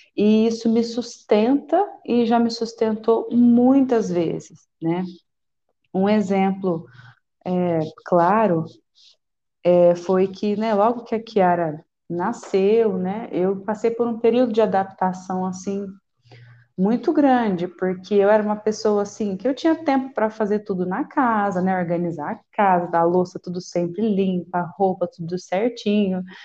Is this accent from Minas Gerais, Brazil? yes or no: yes; Poços de Caldas, Minas Gerais, Brazil; moved away as an adult; now in Itapetininga, Brazil; eu sou de Minas, Poço de Caldas